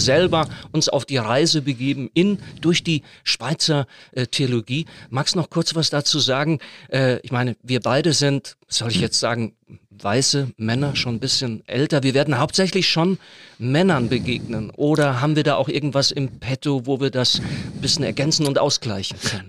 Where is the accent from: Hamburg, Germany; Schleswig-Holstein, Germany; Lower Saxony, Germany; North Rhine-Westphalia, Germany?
North Rhine-Westphalia, Germany; moved away; mit meiner Herkunft, mit meiner christlichen, mit meiner Glaubenssozialisation zu tun. Das ist dieser lebendige Pietismus in Westfalen